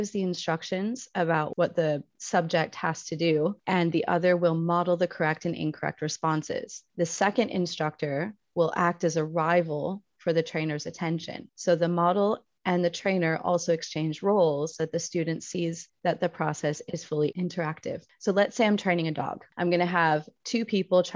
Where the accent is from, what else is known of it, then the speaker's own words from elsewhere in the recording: United States; now in Spain; I am your resident American teaching in Spain